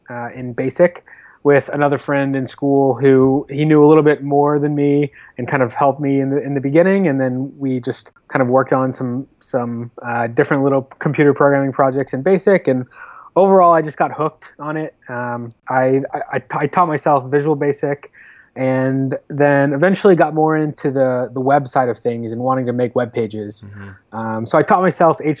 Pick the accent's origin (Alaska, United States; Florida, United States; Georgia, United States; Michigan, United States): Florida, United States; I grew up in Florida. Was there all the way through college at the University of Florida